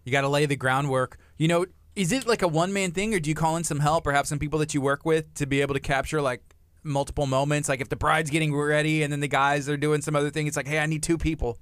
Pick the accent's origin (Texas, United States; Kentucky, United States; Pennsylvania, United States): Texas, United States; La Marque; I was raised in Lamarck